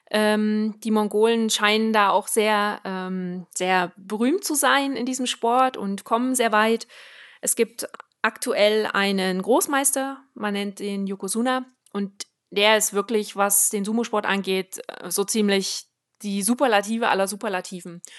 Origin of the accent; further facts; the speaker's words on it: Switzerland; ich komme aus der Schweiz.